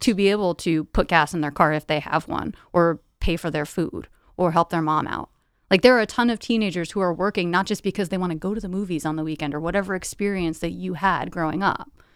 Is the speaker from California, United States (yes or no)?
no; New Windsor, New York, United States; moved away; I grew up in a small suburban town in, uh, Orange County, New York. So I grew up in a town called New Windsor